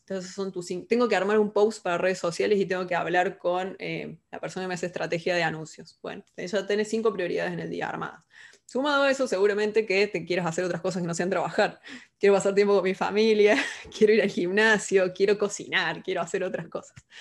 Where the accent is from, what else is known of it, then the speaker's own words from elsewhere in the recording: Córdoba, Argentina; moved away as an adult; also born or lived in Carlos Paz, Argentina; now in Buenos Aires, Argentina; Soy cordobesa, argentina